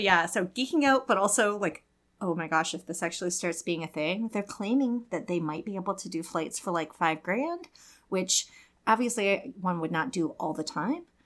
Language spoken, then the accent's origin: English; Saint Paul, Minnesota, United States; I live in Minneapolis 'cause I grew up in Saint Paul